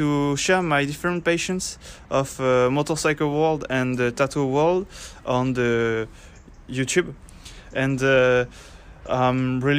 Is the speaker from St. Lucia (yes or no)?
no; Basque Country, Spain; English is a second language; now in Pau, France; I'm 22 years old. I'm from Basque Country.